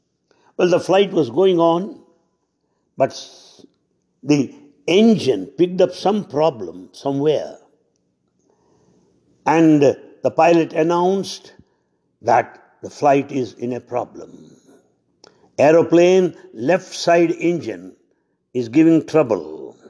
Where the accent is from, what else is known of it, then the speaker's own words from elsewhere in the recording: Guntur, Andhra Pradesh, India; My hometown, Guntur, in Andhra Pradesh